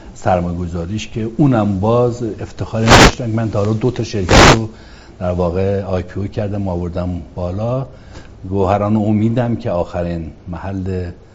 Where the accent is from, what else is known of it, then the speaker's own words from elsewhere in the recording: Marand, East Azerbaijan, Iran; moved away; also born or lived in Ahvaz / Tehran; اهل شهرستان مرند از توابع استان آذربایجان شرقی